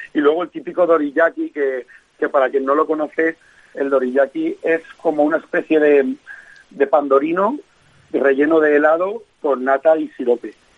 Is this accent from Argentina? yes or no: no; Valencia, Valencian Community, Spain; moved away as an adult; nosotros y yo somos de Valencia